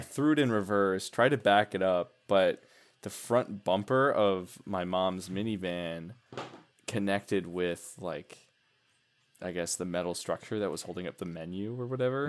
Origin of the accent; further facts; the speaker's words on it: Milwaukee, Wisconsin, United States; I worked at Miller Park when I was a kid. I'm from Milwaukee, the Milwaukee area.